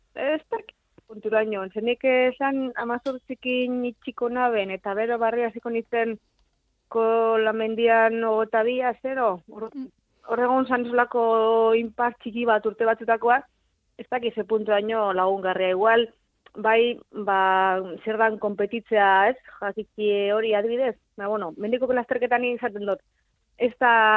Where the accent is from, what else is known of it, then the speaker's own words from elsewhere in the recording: Abadiño, Basque Country, Spain; moved away as an adult; also born or lived in Zaragoza; ni abadino bizinaz